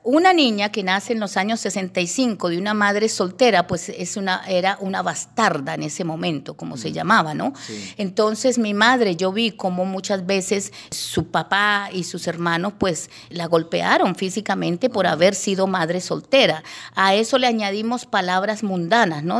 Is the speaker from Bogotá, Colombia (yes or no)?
yes; Bogotá, Colombia; also born or lived in Llanos Orientales; me crié en medio de Bogotá